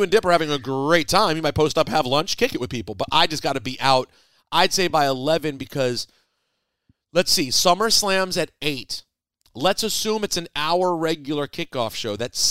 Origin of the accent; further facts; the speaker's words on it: Chicago, Illinois, United States; I'm from Chicago, and I love my city